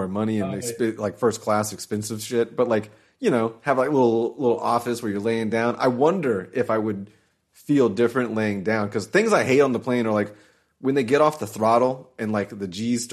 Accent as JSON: {"language": "English", "town": "Jacksonville", "region": "Florida", "country": "United States", "said": "We got some big bridges here. I'm from Jacksonville."}